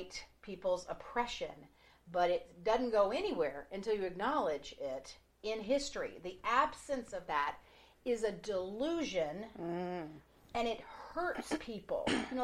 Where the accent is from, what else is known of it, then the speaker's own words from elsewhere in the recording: Atlanta, Georgia, United States; also born or lived in Mississippi; I was raised here in Atlanta.